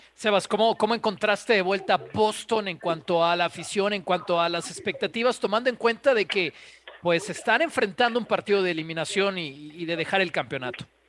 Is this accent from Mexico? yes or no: yes; Mexico